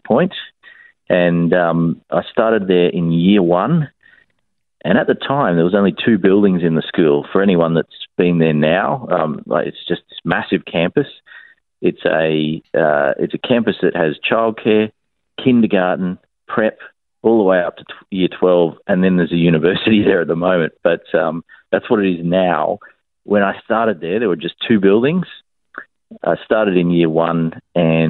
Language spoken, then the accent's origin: English; Brisbane, Queensland, Australia; born here in Brisbane